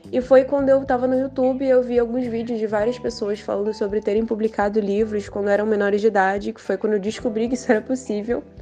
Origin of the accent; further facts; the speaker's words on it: São Pedro da Aldeia, Rio de Janeiro, Brazil; eu tenho 18 anos, eu sou natural de São Pedro da Aldeia, Rio de Janeiro.